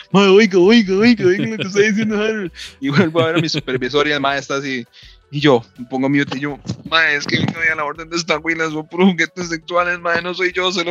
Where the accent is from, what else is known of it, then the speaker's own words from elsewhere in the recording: Guatemala; está en Alaska y soy de Guatemala, ¿verdad?